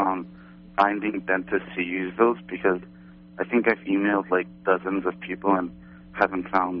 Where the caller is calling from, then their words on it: New York City, New York, United States; Hi, I'm from the New York City area.